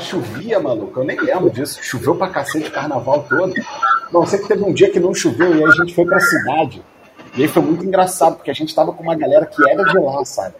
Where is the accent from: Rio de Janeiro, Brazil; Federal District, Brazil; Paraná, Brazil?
Rio de Janeiro, Brazil; Rio; sou do Rio